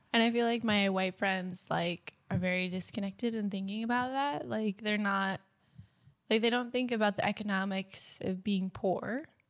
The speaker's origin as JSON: {"language": "English", "country": "United States", "moved": "as an adult", "said": "I'm American"}